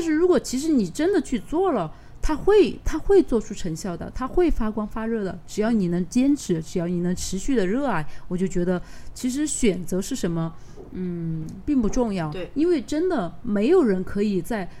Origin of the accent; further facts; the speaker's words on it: Sichuan, China; 我其实作为一个四川人，我去了三星堆可能还是有四五次了吧